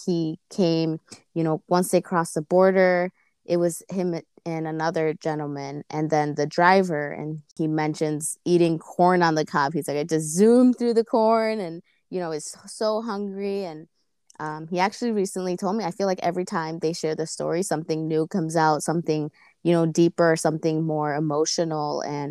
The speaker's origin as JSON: {"language": "English", "town": "Chicago", "region": "Illinois", "country": "United States", "tie": "born there", "said": "I was born here in Chicago, West Chicago suburbs."}